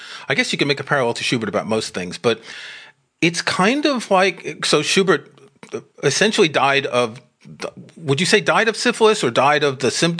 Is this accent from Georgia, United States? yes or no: no; New York City, New York, United States; moved away; I grew up in New York City.